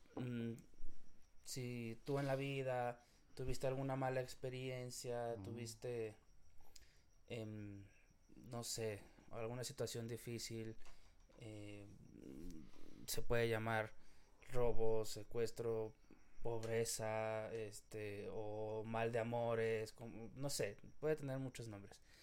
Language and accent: Spanish; Mexico; yo soy mexicano y la gente que vivimos en México